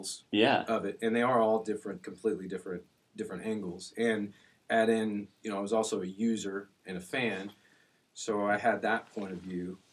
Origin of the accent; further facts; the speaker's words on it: Springfield, Missouri, United States; I grew up in Springfield.